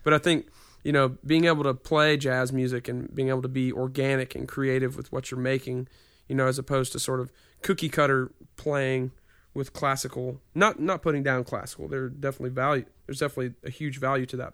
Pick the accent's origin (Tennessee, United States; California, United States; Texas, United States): Tennessee, United States; Nashville; I grew up here